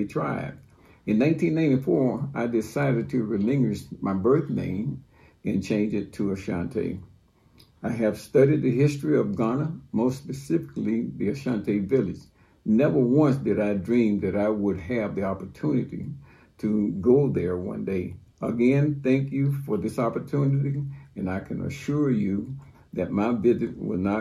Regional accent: Louisiana, United States; moved away as an adult; Growing up in Jim Crow, Louisiana

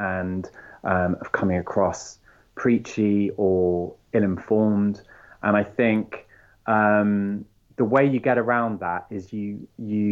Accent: France; moved away; I grew up in France

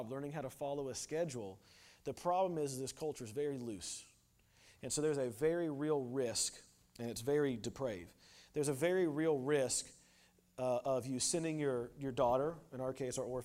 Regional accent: United States; moved away; I'm an American

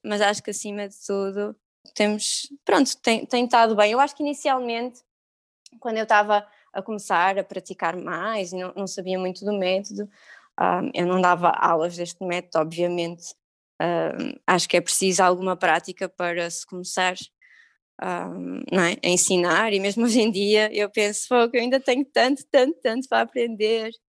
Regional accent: Algarve, Portugal; moved away; eu sou do Algarve

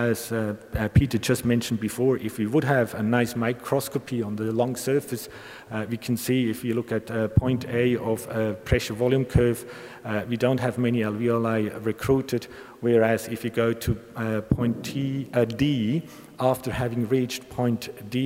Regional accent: Bern, Switzerland; I'm a Bernese, a Swiss Bernese, and the Weibel model has been developed in my hometown

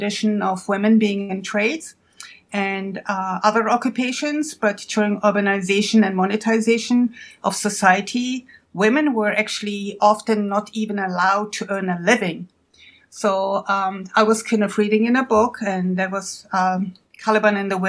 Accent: Germany; now in United States; I'm originally from Germany, but have been in the United States for a long time.

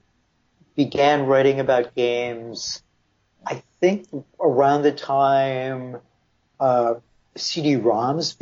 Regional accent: Buffalo, New York, United States; moved away as an adult; that was kind of my ticket out of my hometown, which was Buffalo.

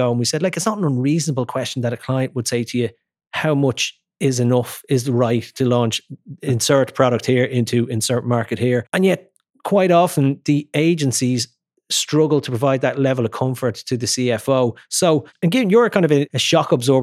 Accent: Ireland

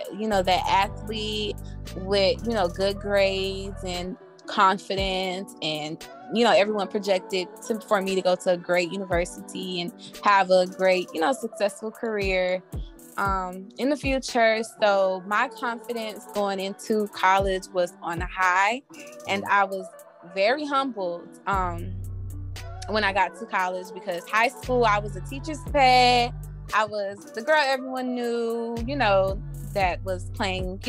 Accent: Opa-locka, Florida, United States; also born or lived in La Ceiba, Honduras; I was raised in Opa Locka, Florida

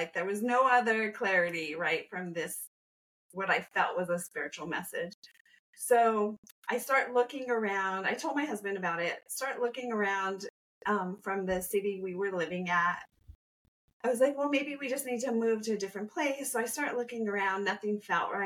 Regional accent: New Mexico, United States; moved away as an adult; I am originally from New Mexico. So I went from the desert to a tropical island

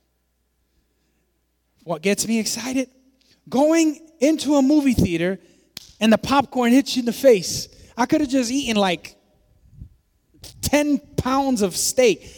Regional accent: New York City, New York, United States; I was born in the South Bronx

